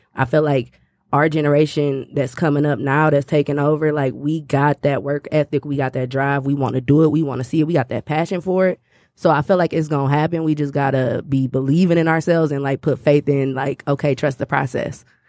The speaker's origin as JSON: {"language": "English", "town": "Detroit", "region": "Michigan", "country": "United States", "said": "I'm from Detroit."}